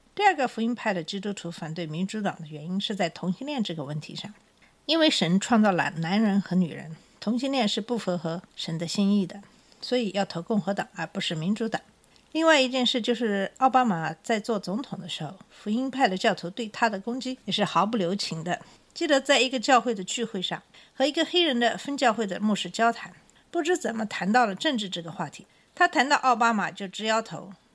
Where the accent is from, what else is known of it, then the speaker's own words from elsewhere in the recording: China; now in United States; 我们小的时候在中国